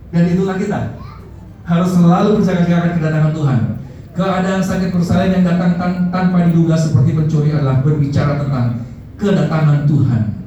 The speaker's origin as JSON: {"language": "Indonesian", "region": "Java", "country": "Indonesia", "said": "kita orang Jawa bilang eman-eman"}